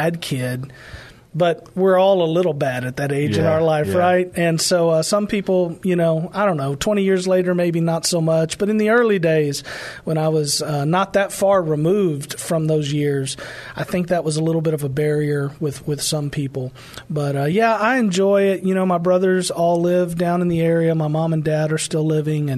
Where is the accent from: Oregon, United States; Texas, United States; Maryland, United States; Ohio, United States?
Texas, United States; Pleasanton; I grew up in Pleasanton, right where I pastor today